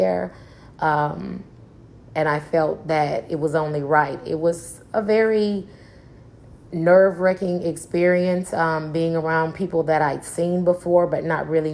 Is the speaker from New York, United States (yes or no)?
no; Trenton, Tennessee, United States; moved away as an adult; also born or lived in Memphis, Tennessee / Chicago, Illinois; I was raised by my grandmother in a small town called Trenton, Tennessee